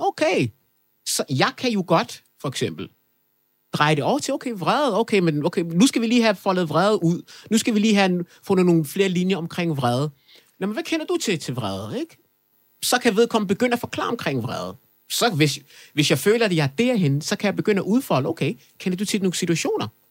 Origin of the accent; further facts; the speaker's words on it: Kokkedal, Capital Region of Denmark, Denmark; also born or lived in Afghanistan; Det kvarter, jeg voksede op i i Kokkedal